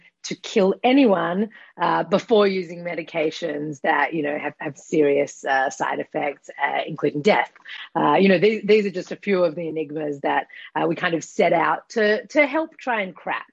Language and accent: English; Australia; accent: Australian; moved away as an adult; now in Israel; I'm Australian, as you might be able to hear from my accent, but I've been in Israel for the past 15 years now